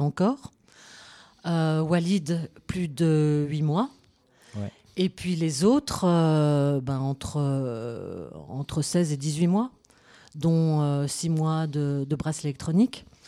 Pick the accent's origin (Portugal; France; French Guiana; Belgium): Belgium; moi je suis belgo-belge